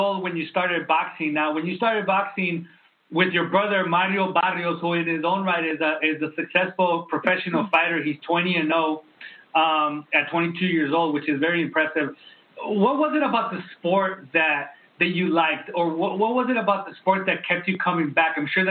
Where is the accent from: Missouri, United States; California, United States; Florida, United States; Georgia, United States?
California, United States; San Diego; now in Tijuana, Mexico; I grew up in San Diego.